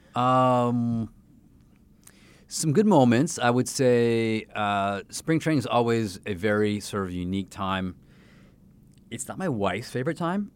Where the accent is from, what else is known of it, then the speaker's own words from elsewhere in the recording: Canada; now in Saint Louis, United States; that was my sport growing up in Canada